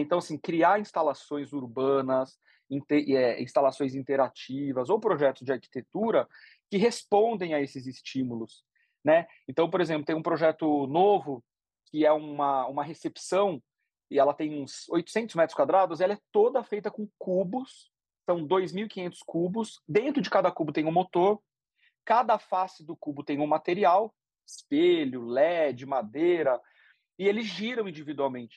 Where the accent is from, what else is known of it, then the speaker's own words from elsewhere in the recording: Sorocaba, São Paulo, Brazil; eu cresci no interior de São Paulo, cresci em Sorocaba